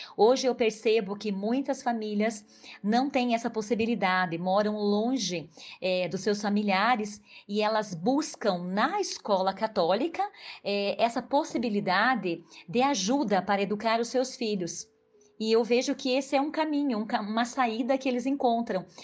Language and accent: Portuguese; Irati, Paraná, Brazil; also born or lived in Prudentópolis, Paraná; nasci em Rio do Couro, Irati, Paraná. Minha família morou lá